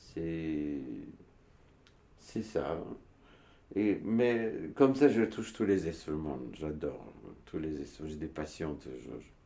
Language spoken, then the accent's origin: French; Turkey; French is a second language; moved away as an adult; also born or lived in Istanbul / Switzerland; now in Montreuil, France; Je suis né en Turquie, moi. Je suis dans une montagne de. On parle kurde chez nous